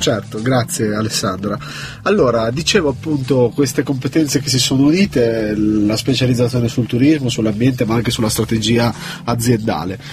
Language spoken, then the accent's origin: Italian; Genoa, Liguria, Italy; io sono genovese